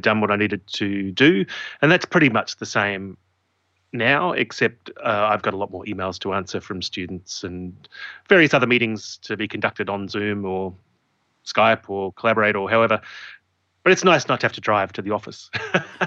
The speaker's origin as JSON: {"language": "English", "town": "Adelaide", "region": "South Australia", "country": "Australia", "tie": "born or raised there", "said": "Adelaide, my hometown"}